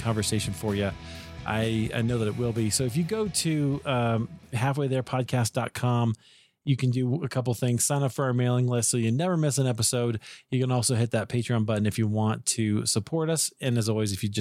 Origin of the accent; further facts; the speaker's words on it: Iowa, United States; also born or lived in Chicago; now in Colorado, United States; I grew up in Iowa.